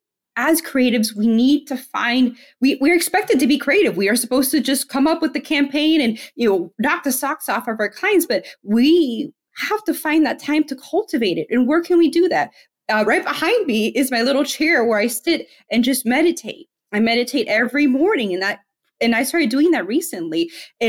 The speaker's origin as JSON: {"language": "English", "town": "Miami", "region": "Florida", "country": "United States", "moved": "yes", "lives_now": "Tennessee, United States", "said": "I'm from Miami, Florida. I'm Hispanic."}